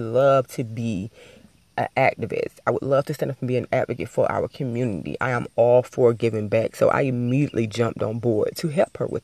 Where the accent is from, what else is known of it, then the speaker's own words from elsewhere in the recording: Albany, Georgia, United States; I was driving across a bridge in my hometown. Everybody from Albany, Georgia is familiar with the Flint River